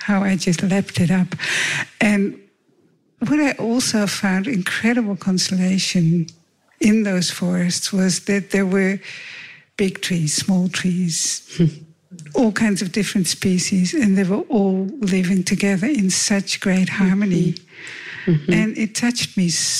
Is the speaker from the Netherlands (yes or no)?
yes; Netherlands; moved away; I grew up in Holland in a forest town